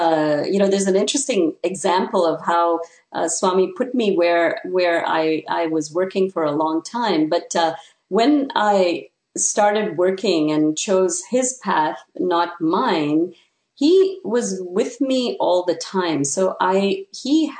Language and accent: English; Canada; moved away as an adult; now in United States; since I come from Canada, I was on a J-1 visa